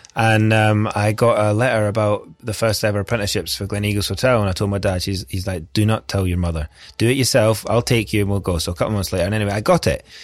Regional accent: Scotland, United Kingdom; I'm Scottish

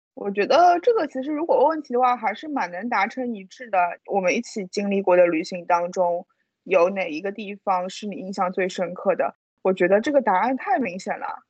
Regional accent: southern China, China; 作为南方人第一次看到那么厚的积雪

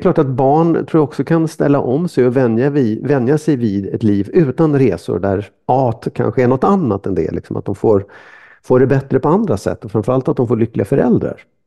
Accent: Sweden; man är lite kufig som lång svensk

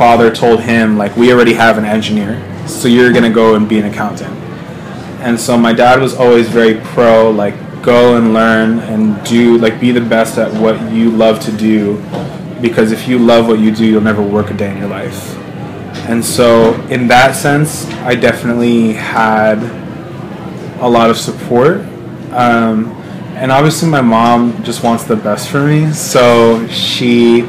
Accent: Glen Rock, New Jersey, United States; also born or lived in Ridgewood, New Jersey; grew up in the suburbs of Glen Rock, you know, pretty predominantly white neighborhood

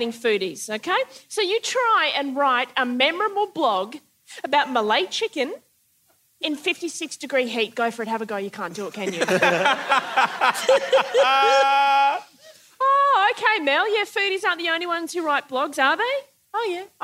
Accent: Queensland, Australia; I'm a Queenslander

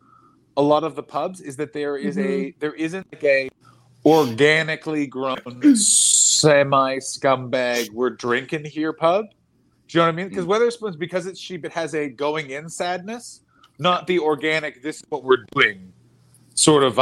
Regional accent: Ottawa, Ontario, Canada; Ottawa, my hometown.

